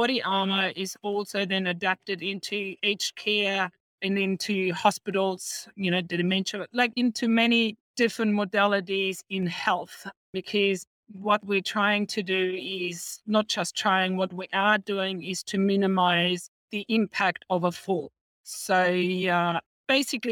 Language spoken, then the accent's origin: English; Germany; now in Australia; I'm originally from Germany. I came in 89 to Australia